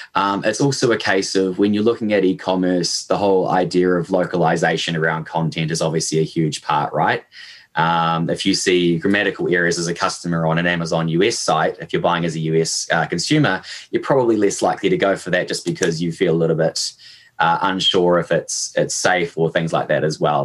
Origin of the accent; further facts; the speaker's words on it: Hamilton, Waikato, New Zealand; as you probably picked up from my accent, uh, I am born and raised in New Zealand. Um, I did all my schooling and my university here. I'm initially from sort of Hamilton, which is in the central North Island